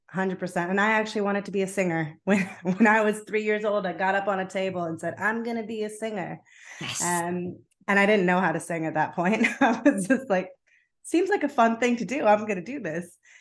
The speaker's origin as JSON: {"language": "English", "country": "United States", "tie": "born or raised there", "also_born_or_lived": "New Jersey / Rome, Italy", "moved": "as an adult", "lives_now": "United Kingdom", "said": "I was born in America, and I always felt like I had an opportunity to make the most of my multicultural heritage. So, with my French passport, I eventually finished school in America"}